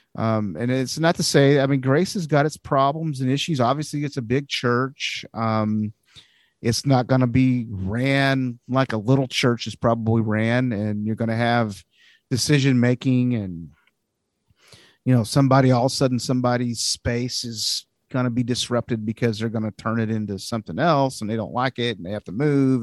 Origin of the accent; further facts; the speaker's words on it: United States; also born or lived in Arkansas / Missouri; now in California, United States; growing up in Arkansas and Missouri and places like that before I moved out here